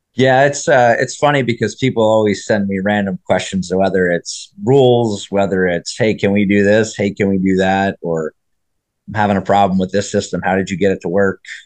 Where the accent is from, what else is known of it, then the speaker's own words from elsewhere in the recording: New Jersey, United States; I grew up in New Jersey